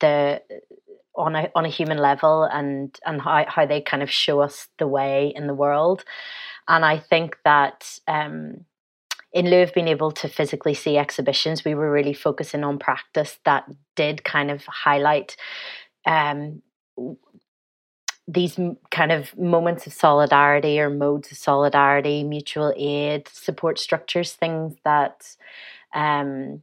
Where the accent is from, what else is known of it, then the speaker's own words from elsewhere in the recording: Northern Ireland, United Kingdom; I'm from Northern Ireland, hear my accent.